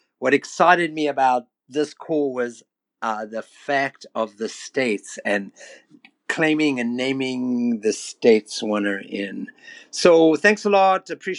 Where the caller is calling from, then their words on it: Vancouver, British Columbia, Canada; I'm speaking here from Vancouver, Canada.